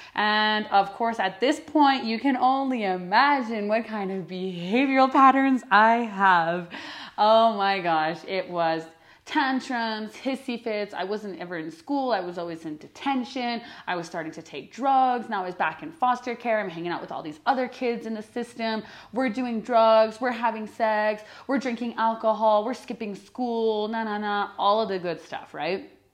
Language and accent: English; Canada; first language English; moved away as an adult; also born or lived in northern Alberta / Quebec; I'm from Canada